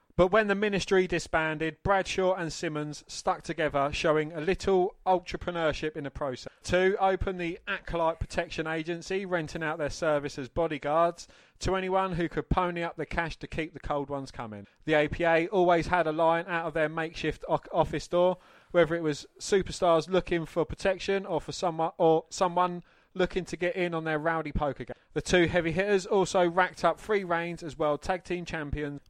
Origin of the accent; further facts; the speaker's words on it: England, United Kingdom; I was always ashamed of being English